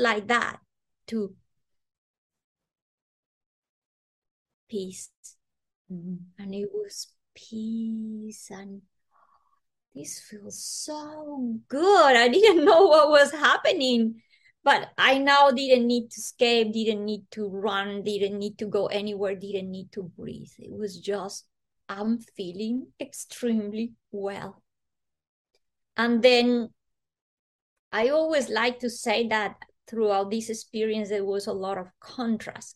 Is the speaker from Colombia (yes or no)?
yes; Bogota, Bogotá Capital District, Colombia; moved away; I was born in Colombia, in Bogota